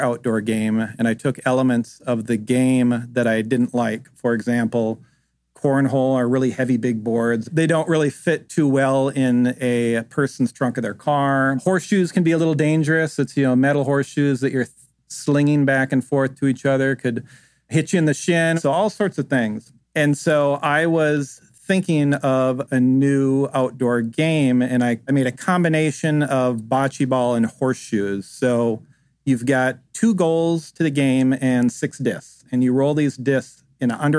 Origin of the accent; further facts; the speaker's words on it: Minnesota, United States; moved away; I grew up in Minnesota where we played a lot of outdoor games